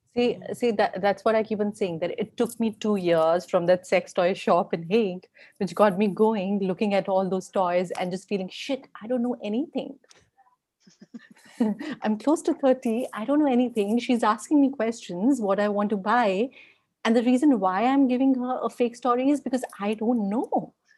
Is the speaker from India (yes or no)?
yes; India; me being an Indian